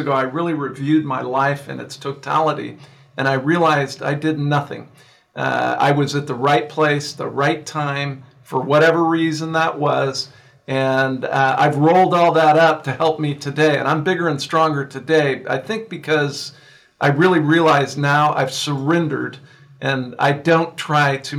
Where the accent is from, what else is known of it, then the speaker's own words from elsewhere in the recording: San Joaquin Valley, California, United States; also born or lived in Downey, California; my father and mother moved us here to the San Joaquin Valley where I live today